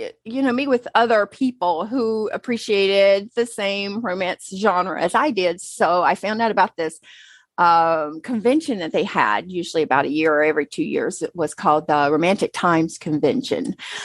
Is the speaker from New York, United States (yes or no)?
no; Newton, North Carolina, United States; moved away as an adult; now in San Diego, United States; I was born and raised in Newton, North Carolina, which is a kind of like at the base of the mountains, the Appalachia Mountains. So yeah, in between the city of Charlotte and, Asheville, actually.